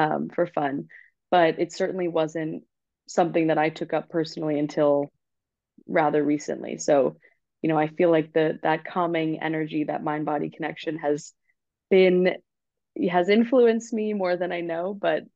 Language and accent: English; Long Island, New York, United States; now in New York City, United States; I'm from Long Island and it's the school that was nearest to my house